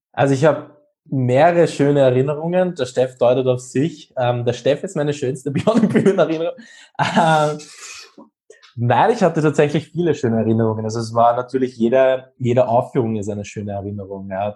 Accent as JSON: {"language": "German", "country": "Austria", "said": "Ich bin 24 und komme aus Österreich."}